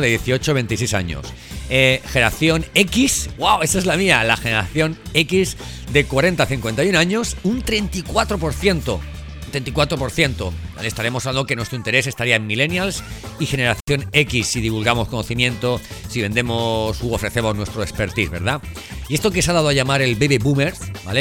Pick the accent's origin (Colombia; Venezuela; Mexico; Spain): Spain; nuestro país